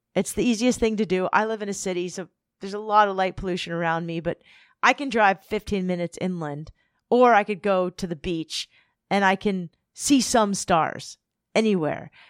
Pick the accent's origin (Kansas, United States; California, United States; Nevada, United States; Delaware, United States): California, United States; Southern; I'm from Southern California